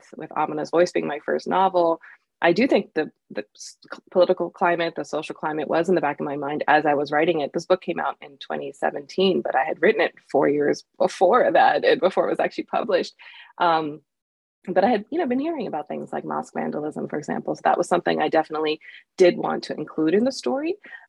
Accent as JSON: {"language": "English", "country": "United States", "tie": "born or raised there", "said": "as a kid growing up in the United States, I didn't feel like I had the chance to share in a school setting."}